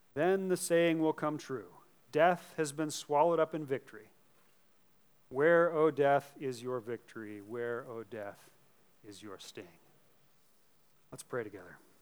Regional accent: United States; As American Christians

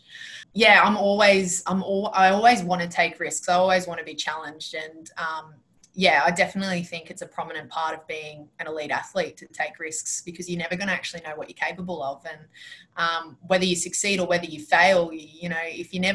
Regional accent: Penrith, New South Wales, Australia; moved away as an adult; now in Queensland, Australia; I was born and raised in Penrith

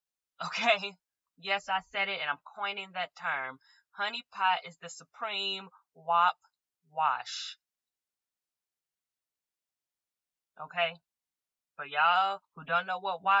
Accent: Chicago, Illinois, United States; now in Los Angeles, United States; I'm from Chicago

